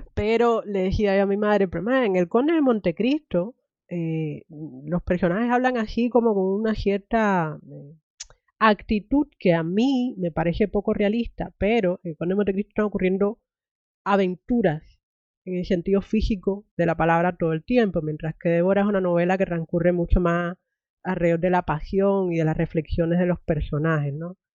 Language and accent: Spanish; Cuba; moved away; me crié en Cuba